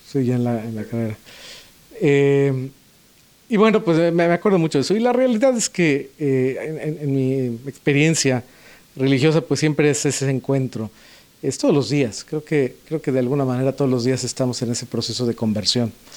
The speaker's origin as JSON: {"language": "Spanish", "region": "Puebla", "country": "Mexico", "tie": "born or raised there", "moved": "yes", "said": "yo nací en Puebla"}